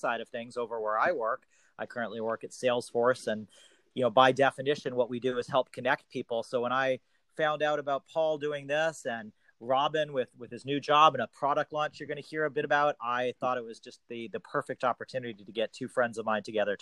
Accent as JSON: {"language": "English", "town": "Toronto", "region": "Ontario", "country": "Canada", "also_born_or_lived": "Boston", "said": "I'm from Toronto originally, but I was living in Boston"}